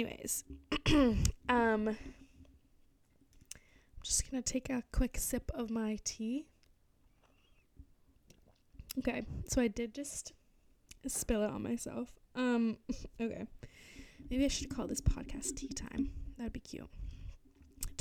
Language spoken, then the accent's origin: English; Barrington, Rhode Island, United States; moved away as an adult; also born or lived in Providence, Rhode Island; now in Cape Cod, United States; I grew up in Barrington, Rhode Island